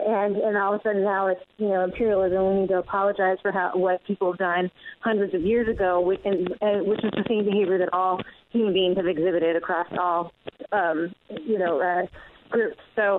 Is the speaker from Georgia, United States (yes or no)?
no; California, United States; I'm a Californian, though.